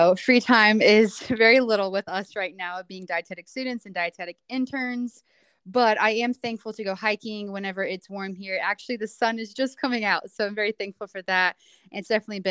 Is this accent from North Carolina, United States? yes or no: yes; Wilmington, North Carolina, United States; moved away as an adult; now in Boone, United States; I'm originally from Wilmington, North Carolina, or just outside, so the coast of North Carolina